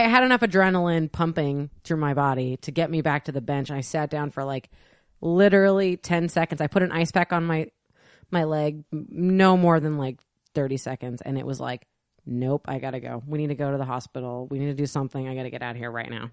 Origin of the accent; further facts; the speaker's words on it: the Northwest, Pacific Northwest, United States; we're from the Northwest